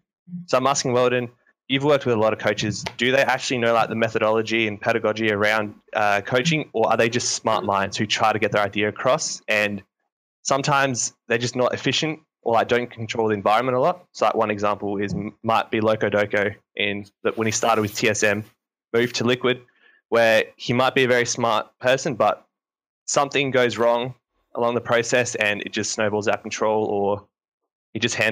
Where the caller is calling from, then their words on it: South Australia, Australia; I'm calling from South Australia, Australia, mate.